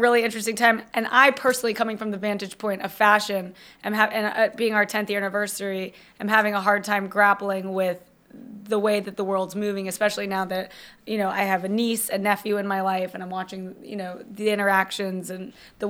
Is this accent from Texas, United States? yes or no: no; Jacksonville, Florida, United States; I'm from Jacksonville, Florida.